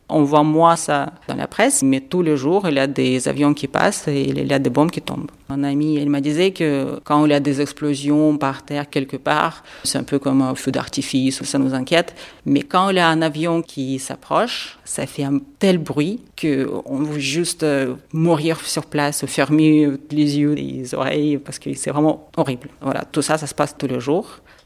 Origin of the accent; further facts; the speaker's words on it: Kharkiv, Kharkiv Oblast, Ukraine; French is a second language; now in Marseille, France; je viens de Kharkiv